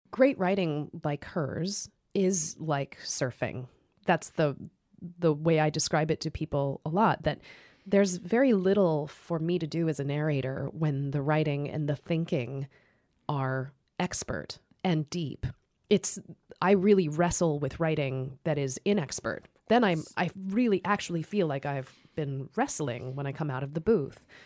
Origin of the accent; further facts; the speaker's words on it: Idaho, United States; moved away as an adult; also born or lived in Seattle, Washington; I was driving home to Idaho